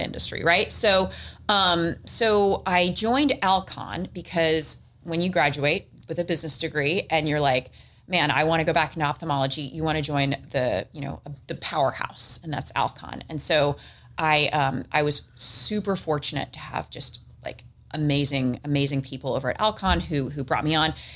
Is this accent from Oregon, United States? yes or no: no; San Diego, California, United States; I'm from San Diego, born and raised